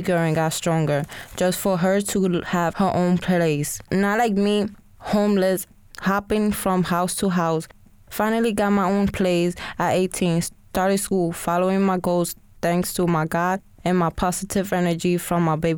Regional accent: New York City, New York, United States; moved away; also born or lived in Worcester / Springfield; I'm Puerto Rican. I came from the Bronx, New York

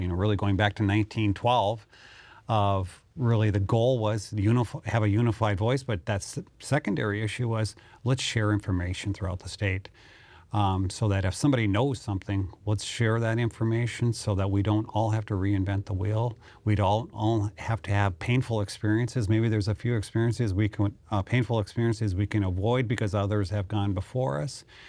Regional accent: Mandan, North Dakota, United States; also born or lived in Grand Forks, North Dakota; I'm a proud North Dakotan. I grew up in Mandan, North Dakota, so I'm proud Mandanite

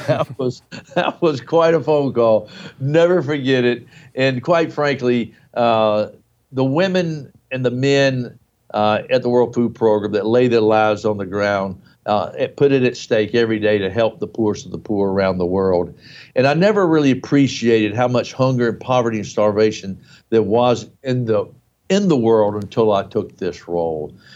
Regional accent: United States; in the United States, my home country

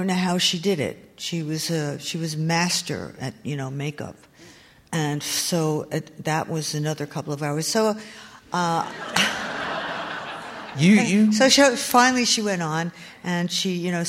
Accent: New Jersey, United States; I grew up in New Jersey, mostly North Jersey

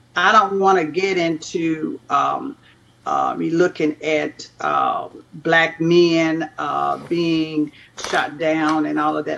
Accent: Nashville, Tennessee, United States; I grew up in Nashville, Tennessee

